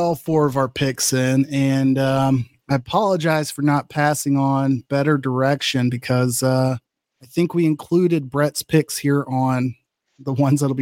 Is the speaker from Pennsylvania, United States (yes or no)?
no; Texas, United States; now in Wisconsin, United States; living in Big Ten country and growing up in Texas